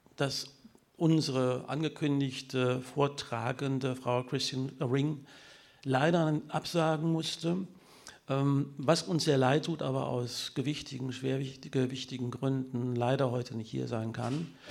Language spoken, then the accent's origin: German; Münster, North Rhine-Westphalia, Germany; ich komme aus Münster, Münster die Fahrradstadt Deutschlands